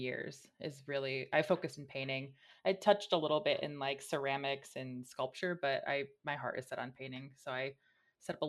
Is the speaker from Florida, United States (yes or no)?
no; just outside of Detroit, Michigan, United States; I'm from the Midwest. I'm from Michigan, just outside of Detroit